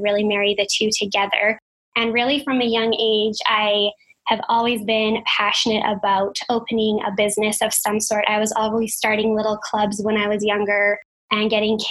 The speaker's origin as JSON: {"language": "English", "town": "Calgary", "region": "Alberta", "country": "Canada", "tie": "born or raised there", "said": "I grew up dancing here in Calgary. So I'm a Calgarian born and raised"}